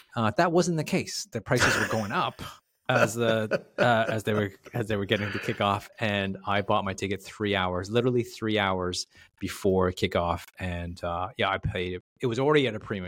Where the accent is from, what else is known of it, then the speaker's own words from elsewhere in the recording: Toronto, Ontario, Canada; I'm from Toronto